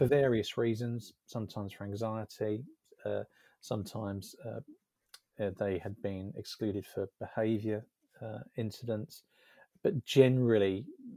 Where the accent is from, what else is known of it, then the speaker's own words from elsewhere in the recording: Essex, East of England, United Kingdom; moved away as an adult; now in Devon, United Kingdom; I was brought up in Essex